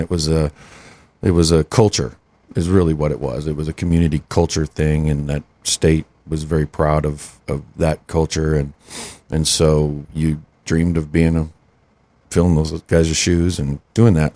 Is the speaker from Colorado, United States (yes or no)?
no; Western South Dakota, United States; moved away; also born or lived in Denton; growing up in Western South Dakota